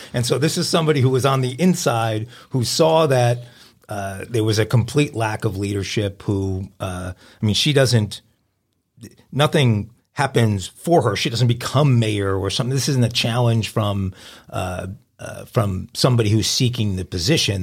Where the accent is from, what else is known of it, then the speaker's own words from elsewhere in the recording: New York, United States; moved away as an adult; also born or lived in California; growing up in New York